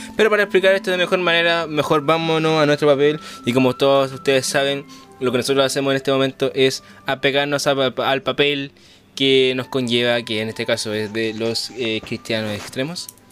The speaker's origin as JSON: {"language": "Spanish", "country": "Chile", "said": "somos los únicos de Chile que estamos haciendo esto"}